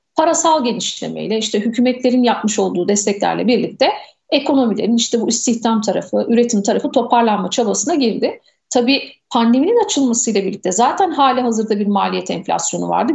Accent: Aydın, Turkey; moved away as an adult; also born or lived in Bursa; Ben hocam 1982 Aydın doğumluyum. İlk orta ve lise eğitimimi Aydın'da tamamladım

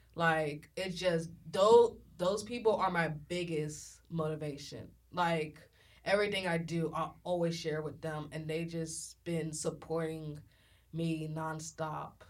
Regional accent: Galveston, Texas, United States; I'm from Galveston, Texas

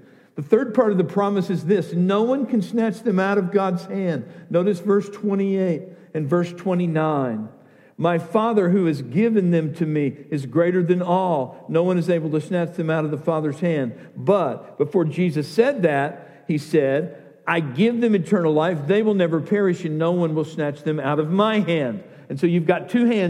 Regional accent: the South, United States; I grew up in the South.

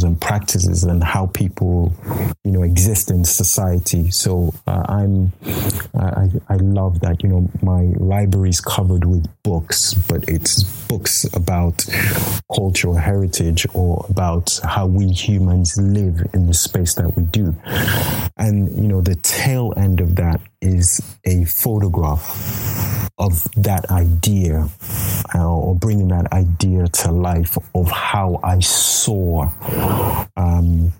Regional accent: Nigeria; now in United Kingdom; a Nigerian living in the UK, as a man.

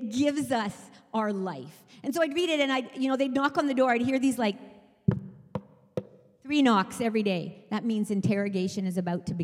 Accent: England, United Kingdom; moved away; I was British. I was born in England.

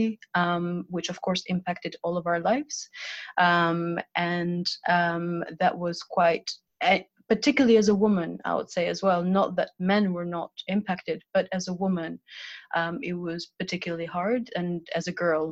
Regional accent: Albania; also born or lived in Switzerland; now in London, United Kingdom; I'm from Albania

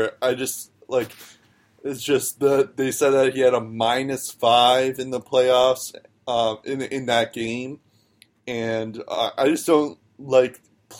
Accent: United States; as an American

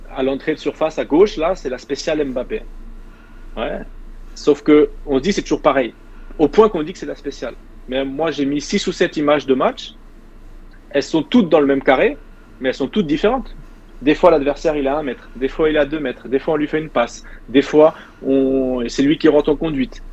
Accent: Caen, Normandy, France; moved away as an adult; also born or lived in Nice; le club qui était en bas de chez moi à Caen

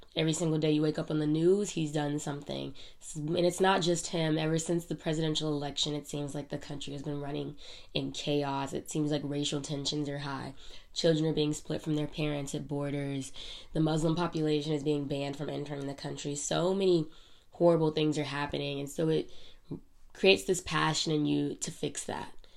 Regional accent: United States; we as Americans

